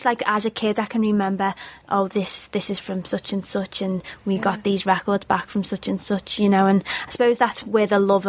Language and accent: English; Liverpool, North West England, United Kingdom; I am from Liverpool, yeah. I'm from Wavertree in Liverpool, which is South Liverpool.